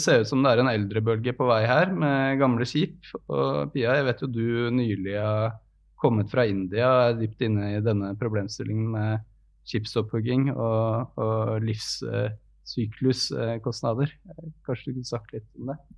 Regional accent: Norway; Og jeg ble jo da som nordmann utskjelt

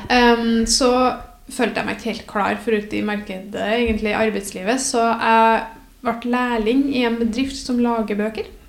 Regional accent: Namsos, Trøndelag, Norway; moved away as an adult; now in Trondheim, Norway; Jeg er fra Namsos, eller nærmere bestemt Bangsund.

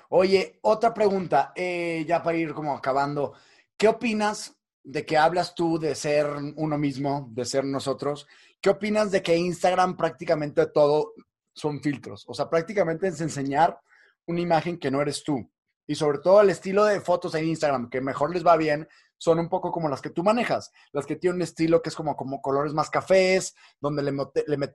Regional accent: Mexico; ¿De qué no queremos hablar como sociedad mexicana, como sociedad

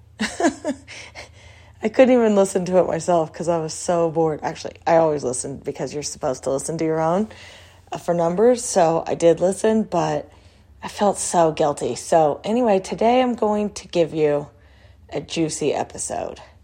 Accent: Texas, United States; when I grew up in Texas

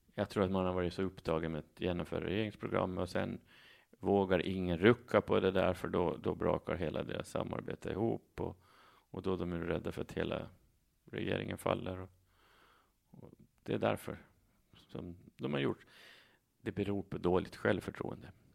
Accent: Saltvik, Åland Islands; now in Mariehamn, Åland; Från Saltvik. Där, där var jag med i kommunalpolitiken före jag flyttade till Mariehamn 2011.

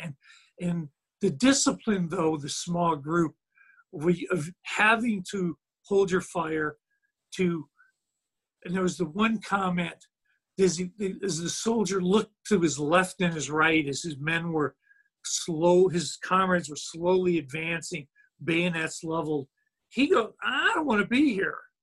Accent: United States; me being American over here

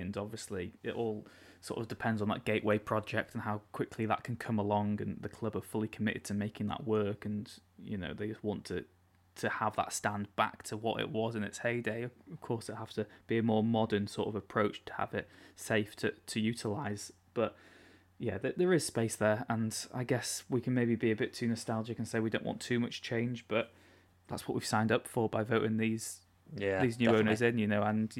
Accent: Wales, United Kingdom; But growing up in North Wales, and really rural North Wales, where there was 2 buses out of my village a day, and I didn't have much expendable income, there was no way I'd be able to go to a qualifying match in Cardiff.

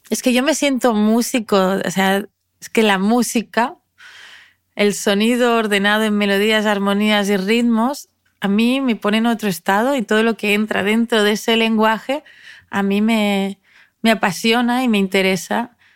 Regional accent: Spain; first language ca; Spanish is a second language; aprendí a cantar mejor catalán, que es mi lengua materna

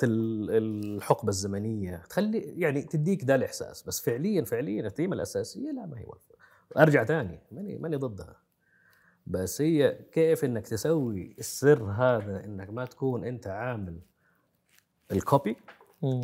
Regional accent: Saudi Arabia; عندنا في السعودية

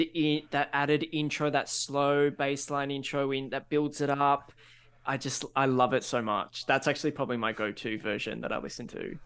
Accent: Australia; we're Australian

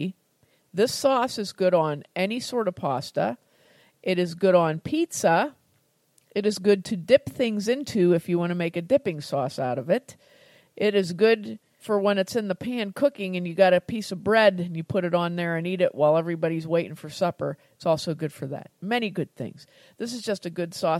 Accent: United States; I'm American

